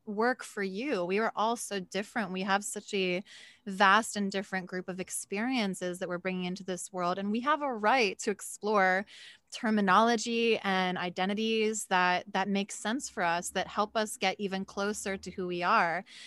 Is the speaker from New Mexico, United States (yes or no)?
no; Philadelphia, Pennsylvania, United States; I'm from Philly